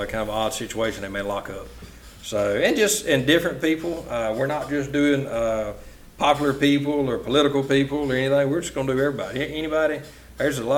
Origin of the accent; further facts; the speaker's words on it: United States; I'm from Hellberg